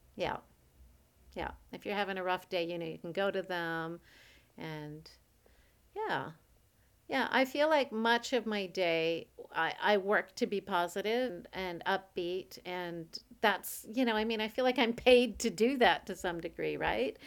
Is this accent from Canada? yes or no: yes; Canada; I'm a Canadian